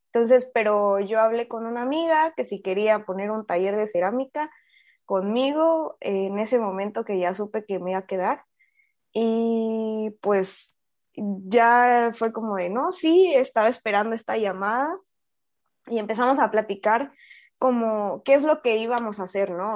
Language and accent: Spanish; Chiapas, Mexico; moved away as an adult; also born or lived in Querétaro; Chiapas, soy chiapaneca